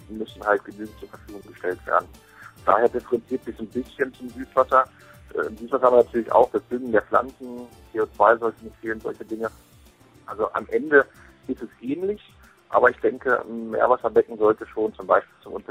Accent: Hanover, Lower Saxony, Germany; Ich komme ursprünglich aus Hannover

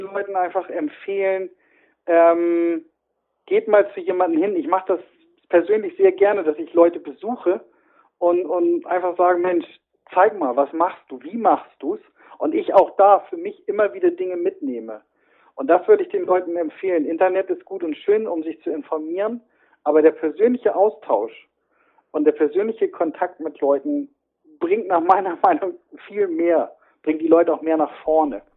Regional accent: the North, Northern Germany, Germany; ich komme genau wie du aus dem Norden

